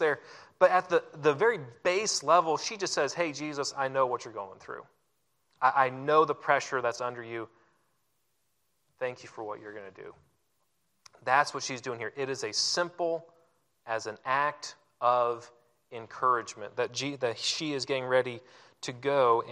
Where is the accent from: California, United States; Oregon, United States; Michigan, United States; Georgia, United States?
Oregon, United States; now in Florida, United States; I'm actually not from the South. I'm from the great-ish state of Oregon.